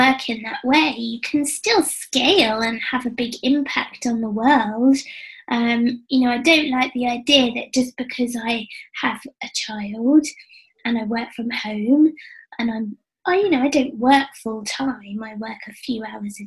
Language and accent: English; England, United Kingdom; being English